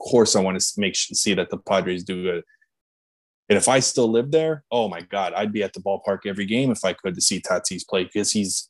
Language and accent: English; Wilkes-Barre, Pennsylvania, United States; He hit a home run here in my hometown that's apparently the longest home run ever hit. It happened here in Wilkes-Barre.